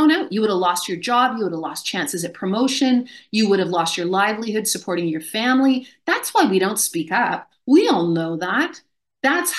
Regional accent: Canada; I grew up in Canada

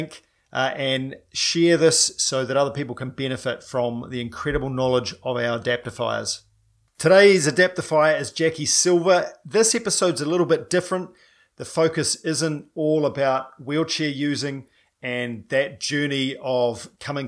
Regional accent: New Zealand; I'm a paraplegic from New Zealand

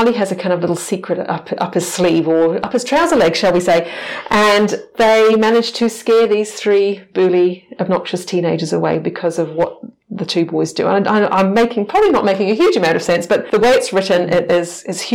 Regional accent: United Kingdom; now in New Zealand; being British, I wasn't brought up with Māori mythology.

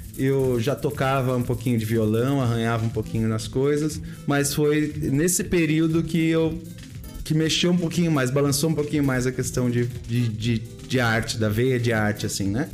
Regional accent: Embu das Artes, São Paulo, Brazil; eu passei a minha adolescência no Imbu

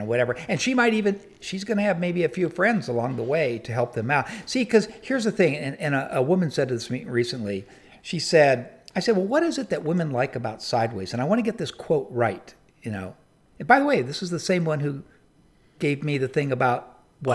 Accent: San Diego, California, United States; I grew up in San Diego

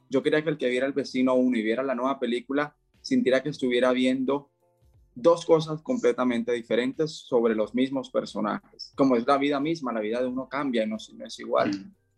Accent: Barranquilla, Atlántico, Colombia; moved away as an adult; now in Cali, Colombia; yo soy de Barranquilla, Colombia, aunque actualmente vivo en Cali

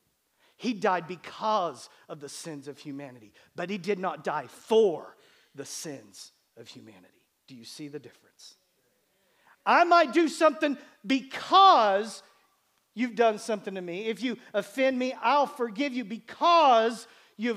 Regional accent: Bartlesville, Oklahoma, United States; growing up in Bartlesville, Oklahoma

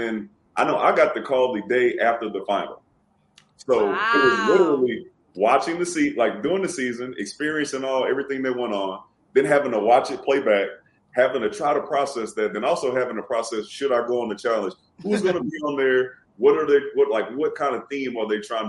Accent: Houston, Texas, United States; also born or lived in Louisiana; I'm from Houston

